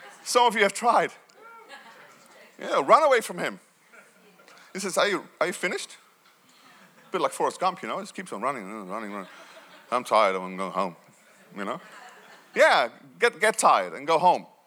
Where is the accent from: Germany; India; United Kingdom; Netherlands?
Netherlands; Growing up in Holland, although I had great parents